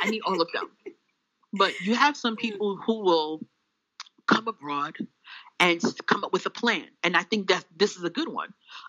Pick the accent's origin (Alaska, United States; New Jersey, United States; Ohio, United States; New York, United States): New York, United States; Bronx; I'm not nobody special. … from the Bronx.